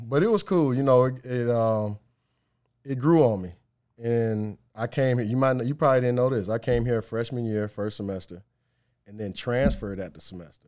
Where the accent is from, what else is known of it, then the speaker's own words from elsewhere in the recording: Cleveland, Ohio, United States; moved away; Cleveland, born and raised. Uh, grew up on the west side of Cleveland in a suburb called Strongsville